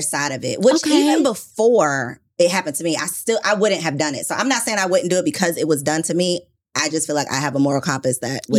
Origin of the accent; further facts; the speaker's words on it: Jamaica; I'm Jamaican.